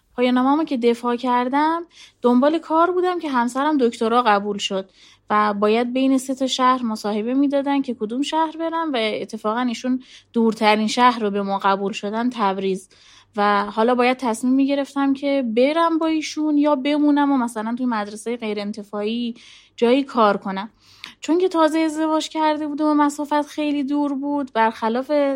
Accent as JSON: {"language": "Persian", "town": "Zahedan", "region": "Sistan and Baluchestan", "country": "Iran", "also_born_or_lived": "Tehran / Tabriz", "moved": "yes", "said": "شهر خودمون بودم زاهدان"}